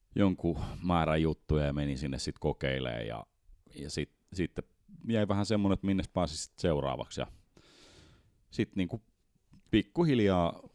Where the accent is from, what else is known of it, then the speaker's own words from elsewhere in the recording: Helsinki, Uusimaa, Finland; moved away as an adult; now in Espoo, Finland; mä oon alun perin Helsingistä ja sitten mä oon pikkuhiljaa espoolaistunut.